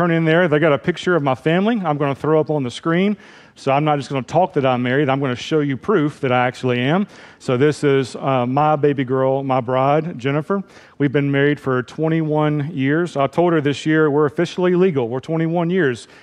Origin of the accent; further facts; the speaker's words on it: Memphis, Tennessee, United States; moved away; I grew up in Memphis, Tennessee